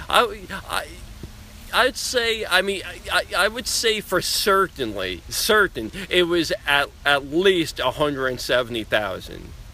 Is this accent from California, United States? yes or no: no; Long Island, New York, United States; growing up on Long Island